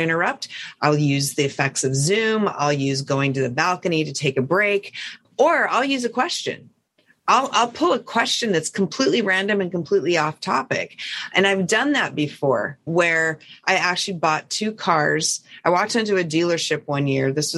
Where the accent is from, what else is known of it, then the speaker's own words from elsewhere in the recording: Montana, United States; I'm from Montana